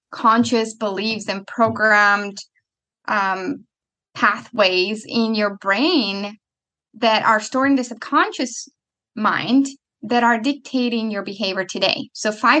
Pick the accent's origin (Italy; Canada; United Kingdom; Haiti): Italy; moved away; I'm coming from Italy